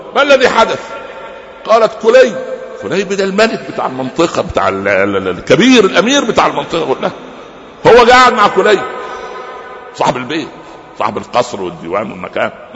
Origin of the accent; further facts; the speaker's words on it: Upper Egypt, Egypt; عندنا في الصعيد